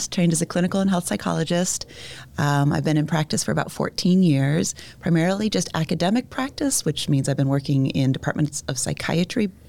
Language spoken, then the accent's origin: English; Ohio, United States; moved away; I went to high school in Ohio